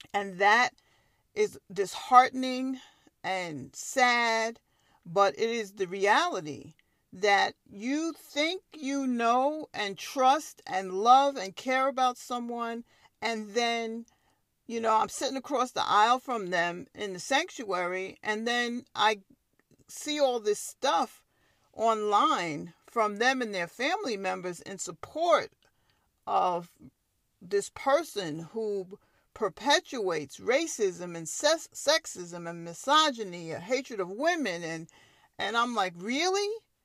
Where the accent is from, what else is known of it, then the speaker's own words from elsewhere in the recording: Long Island, New York, United States; I'm a native New Yorker. I was born and raised on Long Island